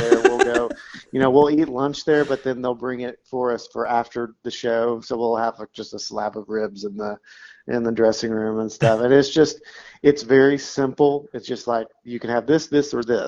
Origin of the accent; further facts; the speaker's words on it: Knoxville, Tennessee, United States; Knoxville, my hometown